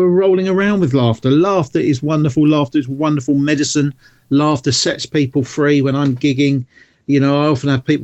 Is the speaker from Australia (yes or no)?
no; South Coast of England, United Kingdom; I'm not from London, I'm from the South Coast